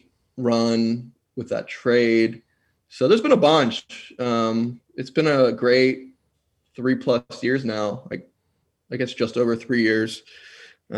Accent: Philadelphia, Pennsylvania, United States; I grew up in Philly

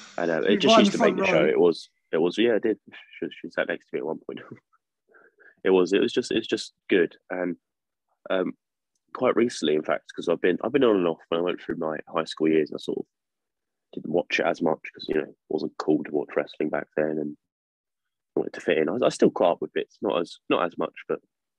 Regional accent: Worthing, South East England, United Kingdom; In my area, in my hometown, in Worthing.

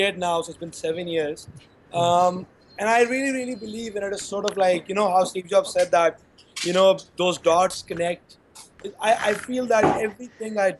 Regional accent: Karachi, Sindh, Pakistan; I grew up in Karachi in 2005, in my A-level from there

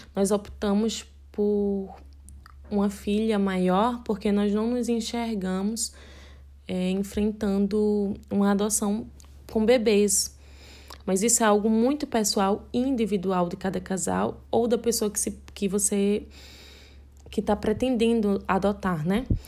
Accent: Recife, Pernambuco, Brazil; Eu sou casada com Sérgio, nós somos de Recife, Pernambuco

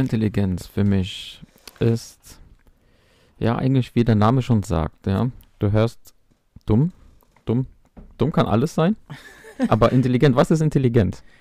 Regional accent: Mainz, Rhineland-Palatinate, Germany; ich bin aus Mainz

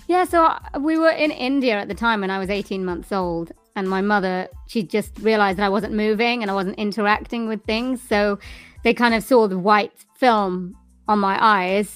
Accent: Swansea, Wales, United Kingdom; I am from Wales in the United Kingdom in a place called Swansea, which is by the sea.

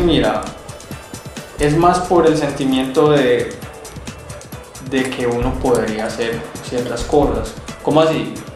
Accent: Colombia; also born or lived in Bogotá / Europe; now in Medellín, Colombia; me considero un colombiano

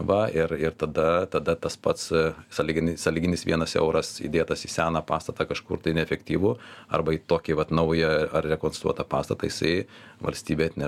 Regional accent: Lithuania; aš būdamas lietuvis šitos valstybės pilietis

